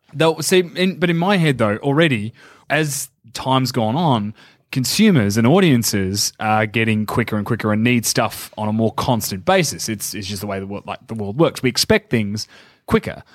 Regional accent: Geelong, Victoria, Australia; born or raised there; moved away

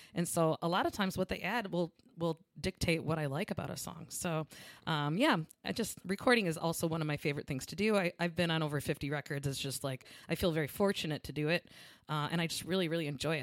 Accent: Lansing, Michigan, United States; I'm from Lansing, Michigan

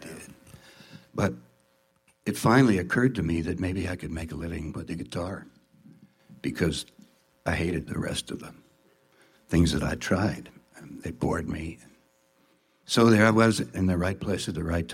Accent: New York City, New York, United States; moved away as an adult; also born or lived in Ohio / Marin County, California; I grew up in New York

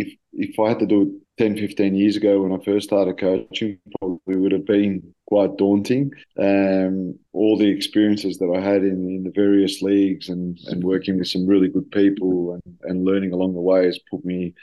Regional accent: Australia; also born or lived in Greece; now in Tel Aviv, Israel; a little bit of both worlds of growing up in Australia and a little bit of my time that I've spent in Greece to the Tel Aviv way of life.

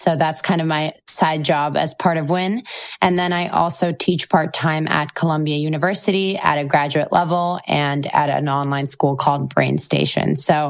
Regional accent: Israel; also born or lived in Moscow, Russia; I was born and raised in Israel, but I also spent 8 years of my life in Moscow, which is where my parents are originally from.

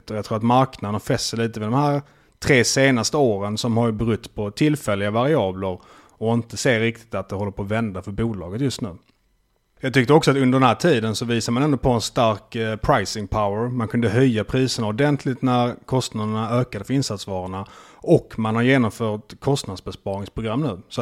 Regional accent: Malmö, Skåne, Sweden; jag är ju från Malmö så det var lätt att märka. jag är ju halvdansk.

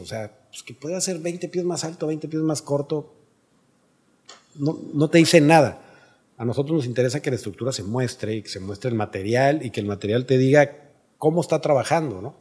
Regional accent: Monterrey, Nuevo León, Mexico; yo crecí en Monterrey

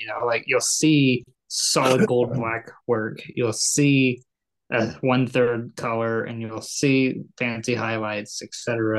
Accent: New York, United States; But, well, I'm from New York. I can drive however fast I want.

